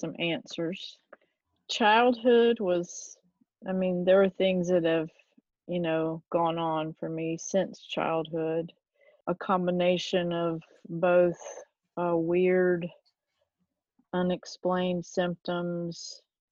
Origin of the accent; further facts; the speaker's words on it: Fayetteville, North Carolina, United States; accent: Southern; I grew up in Fayetteville, North Carolina. I'm obviously Southern from my accent.